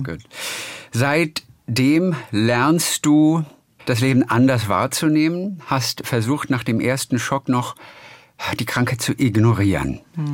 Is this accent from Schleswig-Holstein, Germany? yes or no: yes; Stockelsdorf, Schleswig-Holstein, Germany; meine Heimat ist ja Stockelsdorf